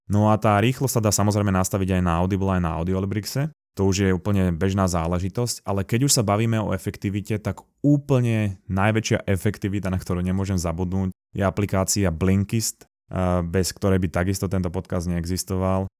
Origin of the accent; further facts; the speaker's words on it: Slovakia; sme Slováci